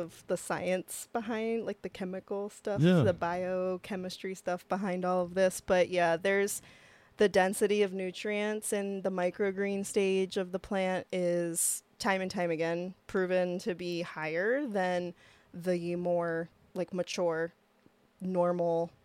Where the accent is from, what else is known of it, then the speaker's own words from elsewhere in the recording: Lancaster, Pennsylvania, United States; moved away as an adult; also born or lived in Oregon; now in Missoula, United States; we're from Lancaster, Pennsylvania